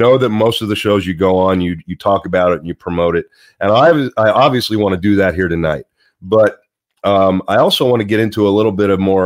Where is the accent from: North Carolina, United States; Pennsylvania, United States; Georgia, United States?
Pennsylvania, United States; Pittsburgh; I'm from Pittsburgh